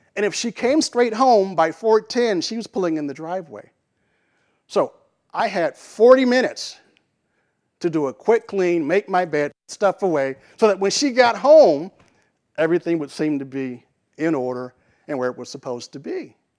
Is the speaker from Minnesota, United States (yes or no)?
no; Little Rock, Arkansas, United States; I grew up in Little Rock